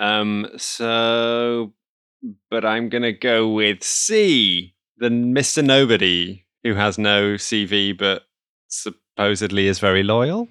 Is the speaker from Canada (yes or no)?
no; Netherlands; my home country, the Netherlands